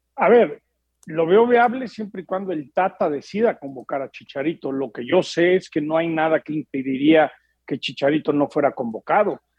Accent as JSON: {"language": "Spanish", "country": "Mexico", "moved": "yes", "lives_now": "Los Angeles, United States"}